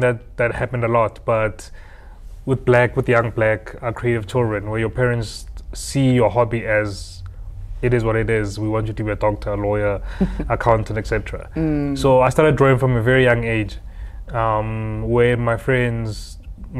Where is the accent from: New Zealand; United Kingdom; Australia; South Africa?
South Africa; Harrismith, Free State; moved away as an adult; also born or lived in Bloemfontein, South Africa; now in Johannesburg, South Africa; I'm from Harrismith originally, born and bred in the Free State.